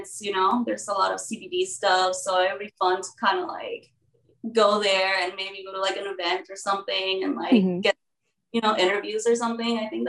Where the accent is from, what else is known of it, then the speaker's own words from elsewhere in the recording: Mexico City, Mexico; moved away as an adult; also born or lived in United States; now in Texas, United States; I was born in Mexico City, and then my dad is a U.S. citizen, so I kind of grew up back and forth my whole life. I lived like 4 years in Mexico, 4 years in the U.S., 5 years in Mexico